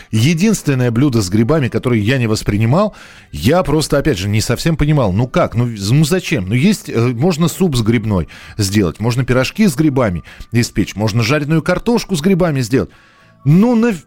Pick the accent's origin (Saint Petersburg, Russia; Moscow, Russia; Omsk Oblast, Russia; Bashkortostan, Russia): Moscow, Russia; так как я рос в Москве, собирали мы грибы в Подмосковье.